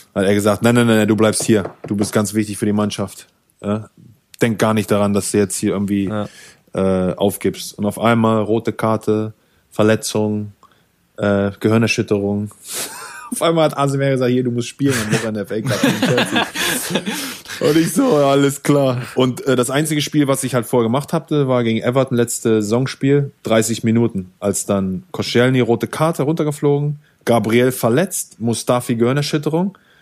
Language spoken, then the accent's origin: German; Germany; moved away as an adult; als Deutsche